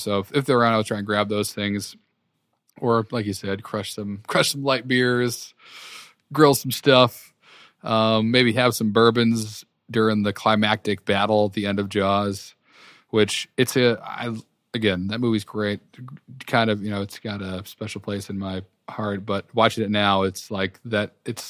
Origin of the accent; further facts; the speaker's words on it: New England, United States; And growing up in New England where it's set, that was a lot of like, I don't know, references to stuff I remember seeing as a kid.